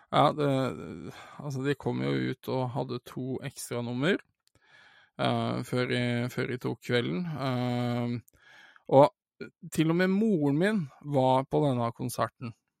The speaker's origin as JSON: {"language": "Norwegian", "town": "Sandefjord", "region": "Vestfold", "country": "Norway", "tie": "born or raised there", "said": "dette er jo den kinosalen jeg er vokst opp med å gå og se film"}